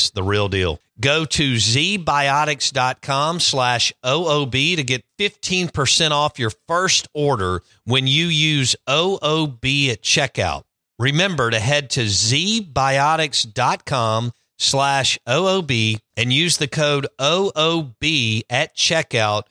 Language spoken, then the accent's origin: English; Jackson, Mississippi, United States; I grew up in Belhaven